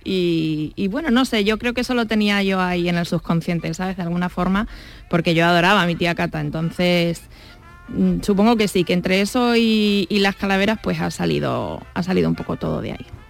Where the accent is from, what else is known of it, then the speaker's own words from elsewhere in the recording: Badajoz, Extremadura, Spain; yo soy de Badajoz